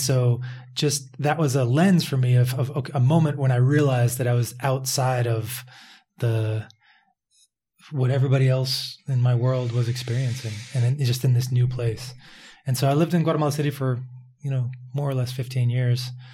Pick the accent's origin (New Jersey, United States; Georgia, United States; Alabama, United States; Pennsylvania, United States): Pennsylvania, United States; Philadelphia; also born or lived in Pittsburgh; I was growing up in Philadelphia